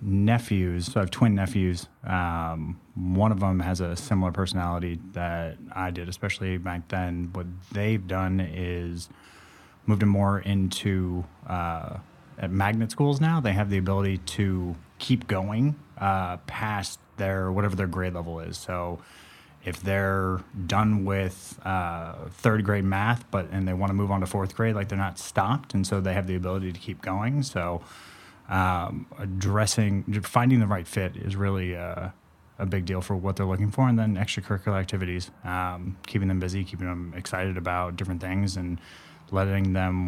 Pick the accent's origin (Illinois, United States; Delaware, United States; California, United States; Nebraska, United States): California, United States; Santa Monica; born or raised there